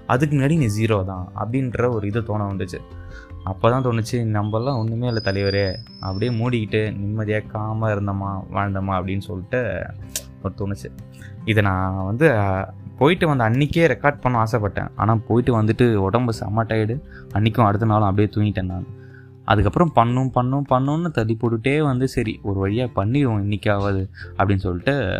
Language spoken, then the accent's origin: Tamil; India